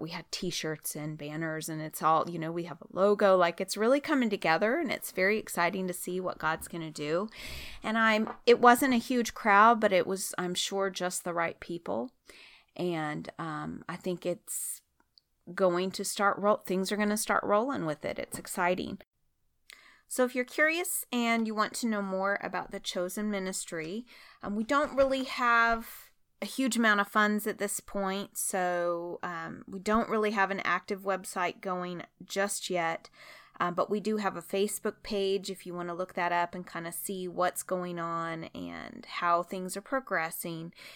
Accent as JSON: {"language": "English", "region": "Oregon", "country": "United States", "moved": "yes", "said": "I'm from Oregon"}